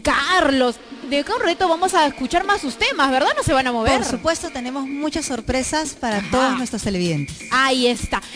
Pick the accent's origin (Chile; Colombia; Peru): Peru; nosotros nos identificamos como peruanos